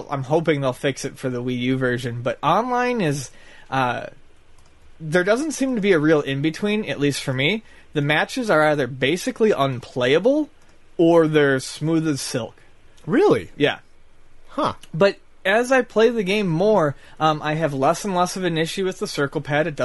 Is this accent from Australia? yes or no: no; Buffalo, New York, United States; Time yeah, from Buffalo. Yeah, I'm from Buffalo.